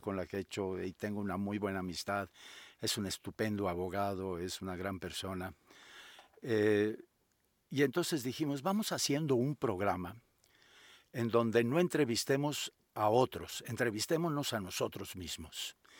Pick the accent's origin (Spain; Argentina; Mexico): Mexico; Guadalajara, Jalisco; yo soy originario de Guadalajara, allí estudié la carrera de abogado en la Universidad Autónoma de Guadalajara